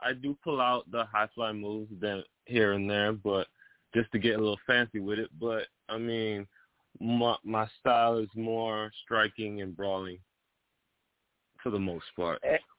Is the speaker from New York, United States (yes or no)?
yes; Brooklyn, New York, United States; also born or lived in Belize / South Texas; Well, I'm originally from Brooklyn, New York. That's where I was born. My parents are missionaries, and I did go to high school in Belize.